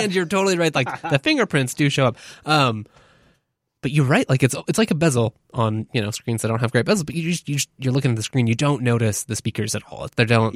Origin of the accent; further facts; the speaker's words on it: Pacific Northwest, United States; we're from the Pacific Northwest